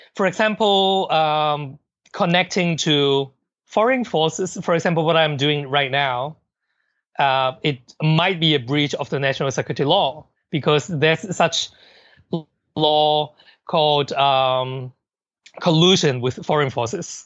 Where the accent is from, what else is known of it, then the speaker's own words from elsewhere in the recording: Hong Kong; I'm I'm from Hong Kong and I know Chinese culture very well